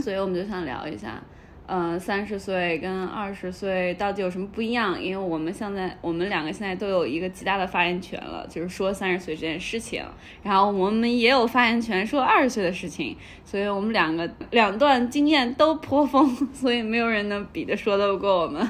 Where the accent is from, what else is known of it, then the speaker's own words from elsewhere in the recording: Shanghai, China; also born or lived in United States; 我们家乡的三毛饼对屋